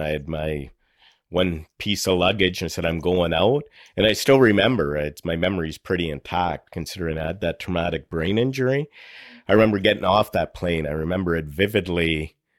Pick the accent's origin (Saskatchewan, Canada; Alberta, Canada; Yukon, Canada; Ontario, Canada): Ontario, Canada; Sault Ste. Marie; I was born and raised in Sault Ste. Marie, Northern Ontario.